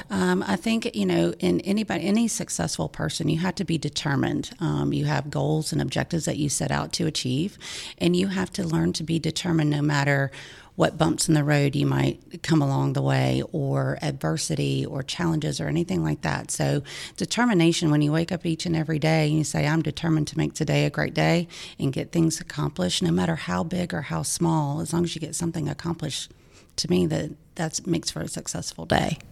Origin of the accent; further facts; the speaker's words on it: Lawrenceville, Georgia, United States; also born or lived in Macon, Georgia / Auburn, Alabama; I was born in Macon and, uh, moved to, my parents moved to Lawrenceville, Georgia, um, in nineteen seventy-three when I was just six months old